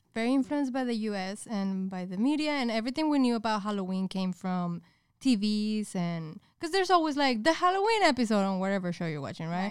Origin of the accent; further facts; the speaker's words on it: Monterrey, Nuevo León, Mexico; moved away as an adult; now in United States; I was raised in Mexico up until I was, like, twenty-four. Specifically in Monterrey